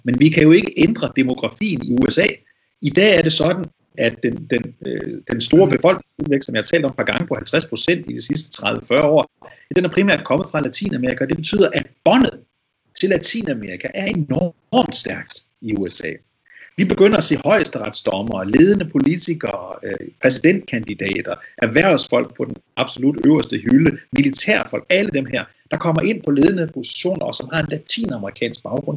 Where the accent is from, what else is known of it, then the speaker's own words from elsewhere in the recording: Denmark; Det siger de også til mig, for eksempel, som dansker